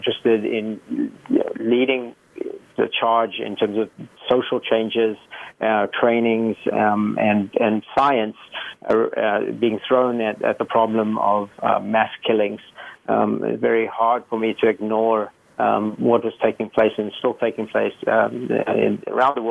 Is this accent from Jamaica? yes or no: no; South Africa; moved away; I grew up in South Africa, and I grew up in a very volatile time in the 80s.